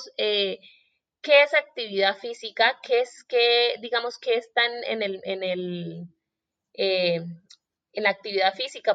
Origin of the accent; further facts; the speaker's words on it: Colombia; yo soy colombiana